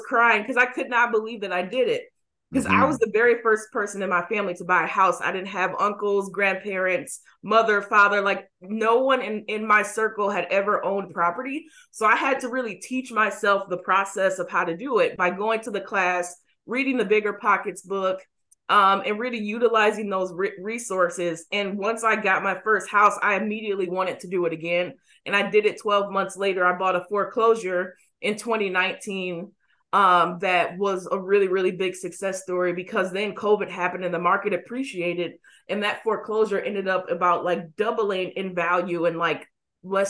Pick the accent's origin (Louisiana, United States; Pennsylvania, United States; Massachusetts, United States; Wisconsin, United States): Wisconsin, United States; Racine; now in Milwaukee, United States; I grew up in Racine, which is south, and I moved back to Milwaukee when I was, I would say, about 19.